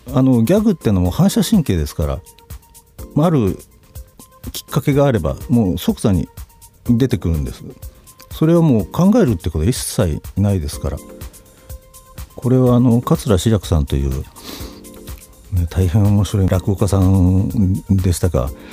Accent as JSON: {"language": "Japanese", "region": "Niigata", "country": "Japan", "also_born_or_lived": "Tokorozawa, Saitama", "moved": "as an adult", "lives_now": "Yokohama, Japan", "said": "私新潟の人間なんです"}